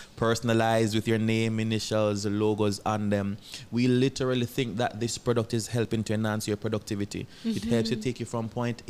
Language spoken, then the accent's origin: English; Gardenfield, Saint Thomas, Jamaica; I'm from a small farming district in St. Thomas called Gardenfield.